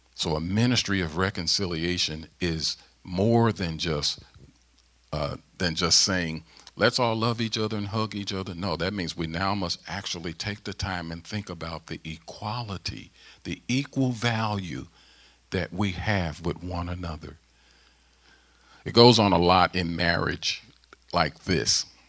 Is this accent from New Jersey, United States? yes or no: no; St. Louis, Missouri, United States; moved away as an adult; now in Mechanicsburg, Pennsylvania, United States; St. Louis, my hometown, uh, in Ferguson